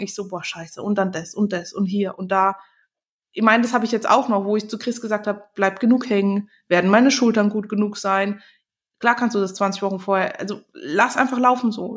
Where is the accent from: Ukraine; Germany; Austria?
Germany; Bei uns in Deutschland